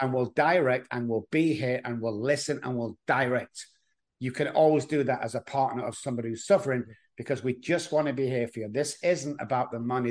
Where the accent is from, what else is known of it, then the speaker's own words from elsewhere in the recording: Manchester, North West England, United Kingdom; moved away as an adult; now in Texas, United States; I'm from Manchester, England